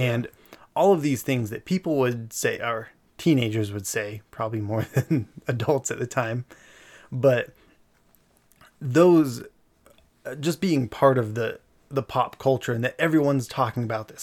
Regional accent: Eagle Mountain, Utah, United States; We grew up in Eagle Mountain for a, a large part of our life.

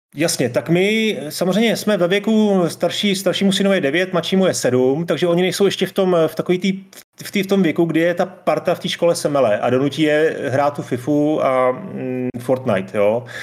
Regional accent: Czechia; tady u nás v Čechách

